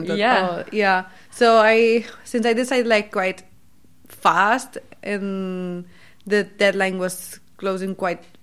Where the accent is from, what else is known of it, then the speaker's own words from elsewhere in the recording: Barcelona, Catalonia, Spain; accent: Spanish English; English is a second language; moved away as an adult; also born or lived in Sweden; now in Lund, Sweden; I'm a PhD student in Sweden, but I'm originally from Barcelona, Spain. And I came to Sweden like two years and two months ago